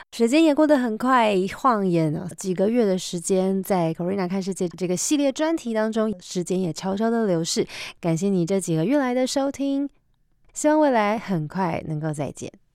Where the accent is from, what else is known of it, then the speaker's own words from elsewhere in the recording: Taiwan; 我们台湾人